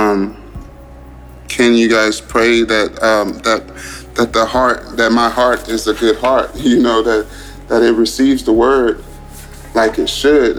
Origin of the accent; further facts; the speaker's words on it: Houston, Texas, United States; I'm from Houston, Texas.